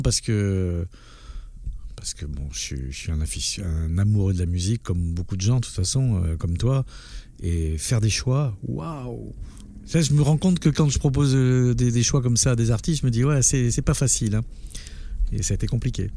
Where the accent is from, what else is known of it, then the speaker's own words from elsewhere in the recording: Basque Country, Nouvelle-Aquitaine, France; moved away as an adult; also born or lived in Douala, Cameroon; now in Paris, France; je suis arrivé à l'âge de 4 ans au Pays Basque, j'en suis parti à 24 ans, donc j'ai vécu 20 ans